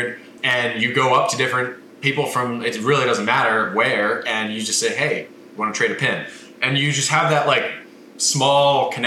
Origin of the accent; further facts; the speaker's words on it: United States; I'm sitting there as an American